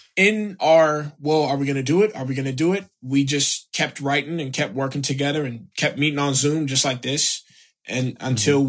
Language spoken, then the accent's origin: English; South Florida, United States; moved away as an adult; also born or lived in Chicago / New York; I grew up in South Florida. I was born in Chicago